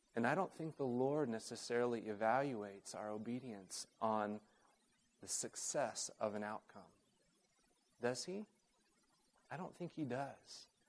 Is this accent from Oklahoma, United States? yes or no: yes; Oklahoma City, Oklahoma, United States; moved away; also born or lived in Uganda; I grew up in Oklahoma City